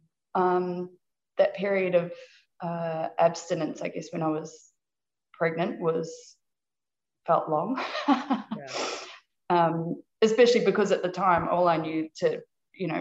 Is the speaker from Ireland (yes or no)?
no; New Zealand; moved away as an adult; also born or lived in Australia; I was originally from New Zealand, and then I moved to Australia after I finished university